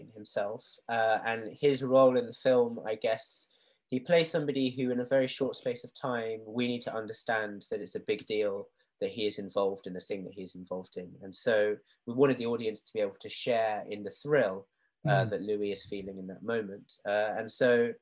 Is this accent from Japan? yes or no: yes; Japan; now in England; growing up in Japan and moving to England, being mixed race